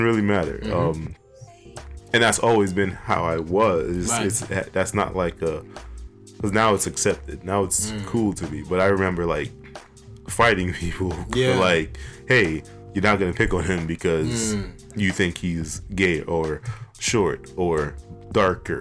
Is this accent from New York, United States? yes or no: yes; New York City, New York, United States; born or raised there; also born or lived in Trinidad / Bronx, New York